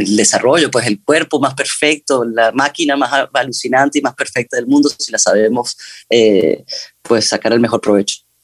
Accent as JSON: {"language": "Spanish", "region": "Amazonas", "country": "Venezuela", "tie": "born or raised there", "moved": "yes", "said": "yo soy de Venezuela, crecí en el Amazonas venezolano"}